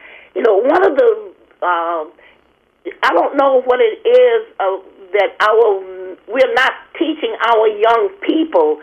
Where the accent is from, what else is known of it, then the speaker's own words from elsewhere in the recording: Alabama, United States; moved away; also born or lived in Maryland; I'm from Alabama